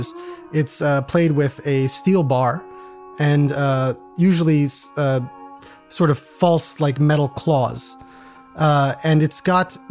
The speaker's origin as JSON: {"language": "English", "region": "Pennsylvania", "country": "United States", "tie": "born or raised there", "said": "I am from Pennsylvania, and I grew up in a college town."}